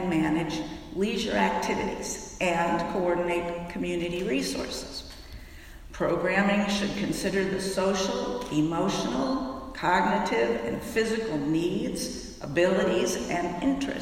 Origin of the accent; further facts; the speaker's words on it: Fairfax, United States; my hometown of Fairfax